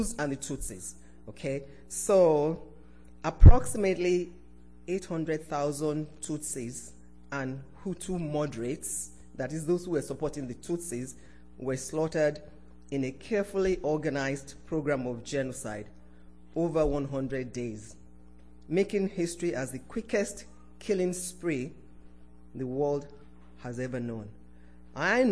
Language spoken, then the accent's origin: English; Nigeria; moved away; This was when I was still living in my home country, Nigeria.